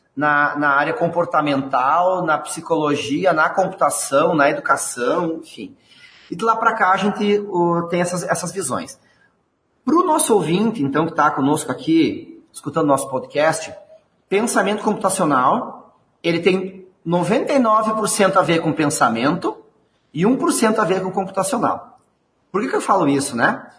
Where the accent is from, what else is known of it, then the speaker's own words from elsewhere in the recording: Rio Grande do Sul, Brazil; accent: gaúcho; sou aqui do Rio Grande do Sul